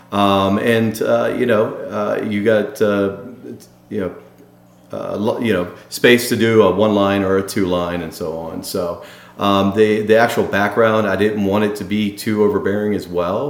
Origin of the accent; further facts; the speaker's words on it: Baltimore, Maryland, United States; the Baltimore Orioles, which happens to be my hometown